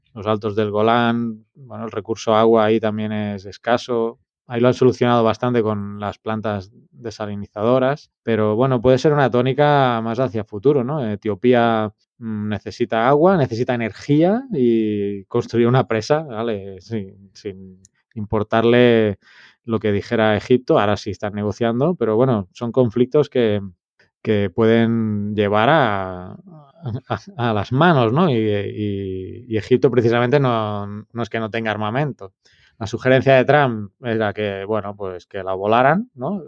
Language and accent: Spanish; Terrassa, Catalonia, Spain; moved away as an adult; now in El Salvador; desde pues, Tarrasa, mi ciudad natal